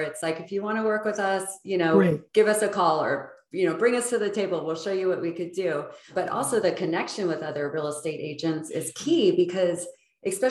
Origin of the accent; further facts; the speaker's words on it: Los Angeles, California, United States; now in San Clemente, United States; growing up in the Valley